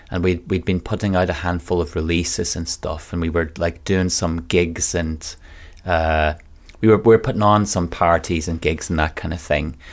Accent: Donegal, Ulster, Ireland; moved away as an adult; also born or lived in London; now in Manchester, United Kingdom; I'm from a place called Donegal in Ireland

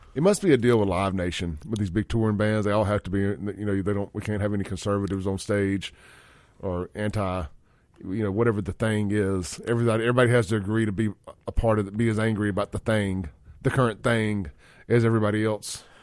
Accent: Jackson, Mississippi, United States; also born or lived in Rankin County, Mississippi; Jackson is still where I grew up. It's my hometown

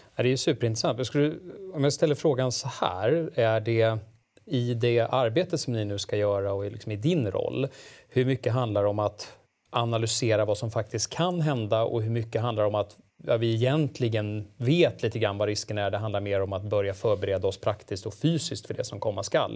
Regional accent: Stockholm, Stockholm County, Sweden; vi som stockholmare

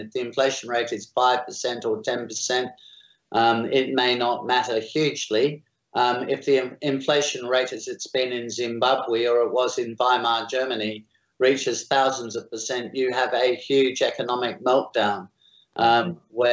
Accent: Australia; I am Australian

